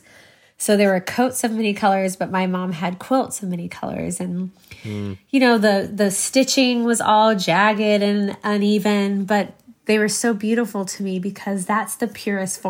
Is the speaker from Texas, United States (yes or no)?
yes; Waco, Texas, United States; also born or lived in Crawford, Texas; I grew up in Waco, Texas, or Crawford, Texas